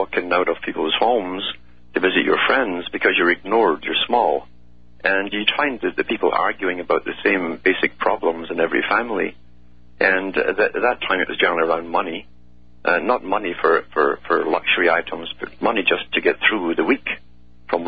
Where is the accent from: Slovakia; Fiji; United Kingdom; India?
United Kingdom; Growing up in Britain